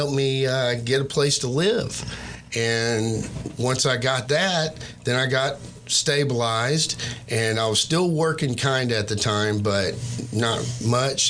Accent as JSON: {"language": "English", "town": "Marshall", "region": "Texas", "country": "United States", "tie": "born or raised there", "moved": "as an adult", "said": "I'm actually originally from Marshall"}